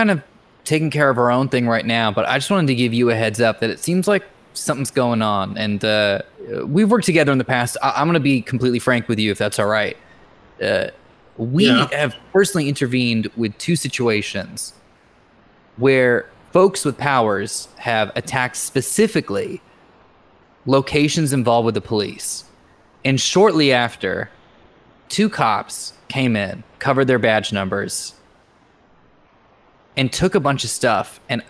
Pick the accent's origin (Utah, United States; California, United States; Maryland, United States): California, United States; I grew up in the Bay Area, so it's not the most unusual thing that's ever happened, so.